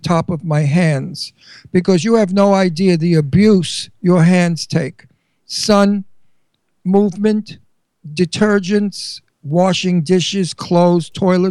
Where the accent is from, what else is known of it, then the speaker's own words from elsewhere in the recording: Verona, Veneto, Italy; English is a second language; Cinzia's like me. We're from Verona, Italy. You know, Venice. We're Venetian.